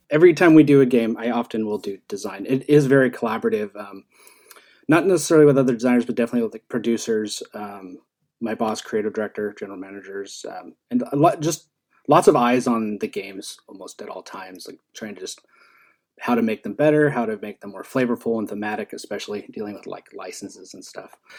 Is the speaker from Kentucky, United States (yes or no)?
no; Seattle area, Washington, United States; also born or lived in Idaho; We moved from Idaho when I was 7 mm-hmm. and we moved to this to South or uh, it's not really South Seattle. It's like by SeaTac in Des Moines, Federal Way, Kent, oh, yeah. Auburn area.